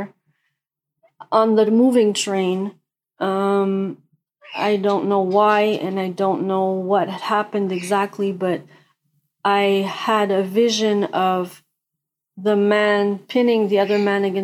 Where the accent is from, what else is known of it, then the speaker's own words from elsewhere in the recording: Quebec, Canada; I'm from Canada, Quebec, Canada